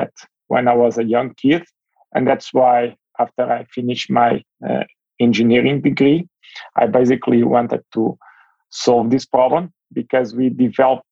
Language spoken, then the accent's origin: English; Portugal; moved away as an adult; now in United States; I'm originally from Europe